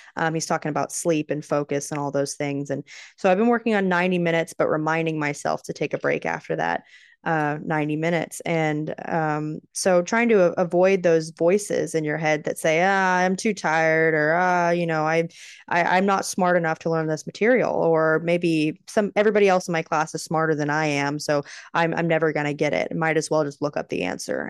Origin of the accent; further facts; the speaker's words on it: Texas, United States; As a Texan